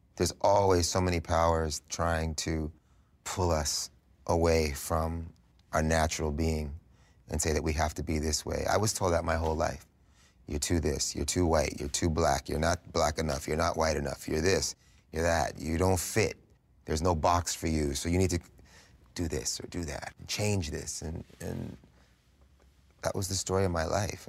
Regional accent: New York City, New York, United States; growing up in New York City at this time, this early seventies New York City vibe was really strong

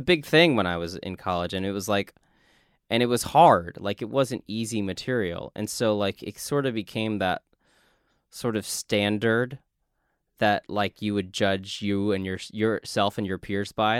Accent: South Texas, United States; as a kid growing up in South Texas

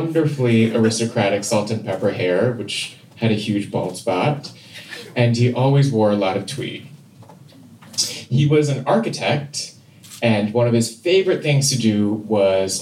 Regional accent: Seoul, South Korea; I grew up in Seoul, South Korea

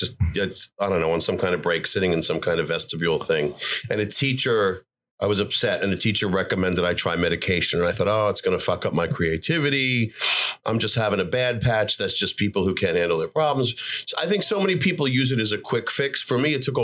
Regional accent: Commack, New York, United States; now in Williamsburg, United States; I grew up on Long Island, Comac.

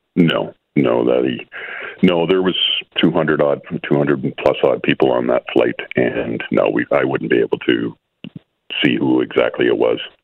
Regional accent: Calgary, Alberta, Canada; I am actually from Calgary

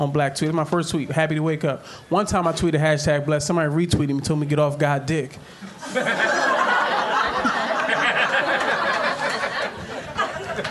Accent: Philadelphia, Pennsylvania, United States; growing up in West Philly

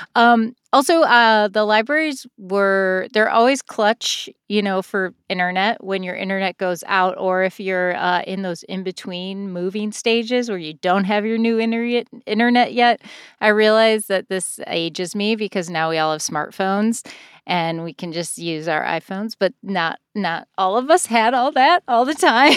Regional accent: Rockford, Illinois, United States; moved away as an adult; now in Chicago, United States; I grew up in Rockford

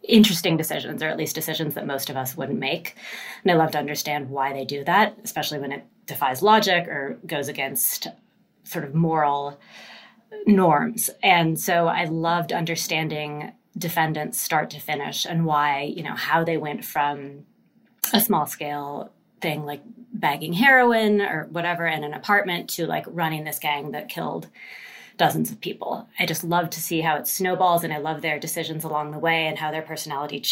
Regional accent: Seattle, Washington, United States; I'm from Seattle

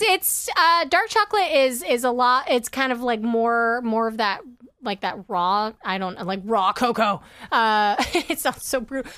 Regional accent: Kansas, United States; born or raised there; moved away; also born or lived in Los Angeles, California

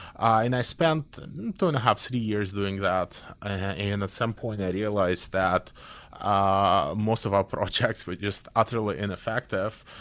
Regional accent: Belarus; I come from Belarus

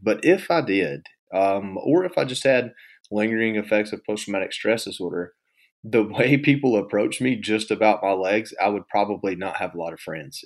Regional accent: Georgia, United States; moved away as an adult; also born or lived in Washington, D.C.; I'm from Georgia, and hunting and fishing is a big part of what

